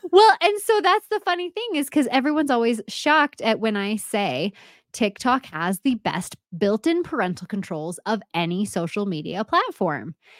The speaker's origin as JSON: {"language": "English", "area": "Bay Area", "region": "California", "country": "United States", "also_born_or_lived": "Monterey, California", "moved": "yes", "said": "I'm from the Bay Area. I was born in Monterey."}